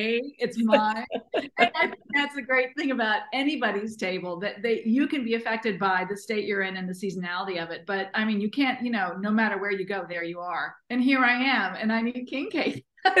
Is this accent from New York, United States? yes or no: no; Virginia, United States; also born or lived in Germany; I grew up both in Germany. My mother was German, so I grew up in Germany with those mountains. And I grew up in Virginia in the DC area. And I went to college in Charlottesville.